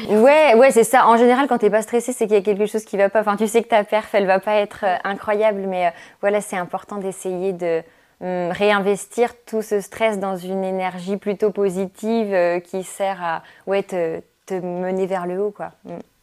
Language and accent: French; Jura, Bourgogne-Franche-Comté, France; moved away as an adult; je suis originaire du Jura.